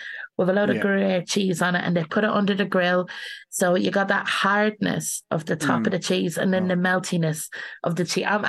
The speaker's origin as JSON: {"language": "English", "country": "Ireland", "lives_now": "London, United Kingdom", "said": "Like, I've moved to London. I'm from Ireland originally."}